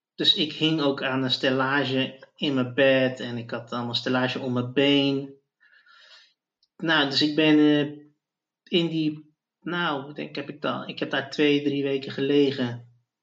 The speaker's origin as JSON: {"language": "Dutch", "town": "Zoetermeer", "region": "South Holland", "country": "Netherlands", "tie": "born or raised there", "lives_now": "The Hague, Netherlands", "said": "ik ben opgegroeid in Zoetermeer"}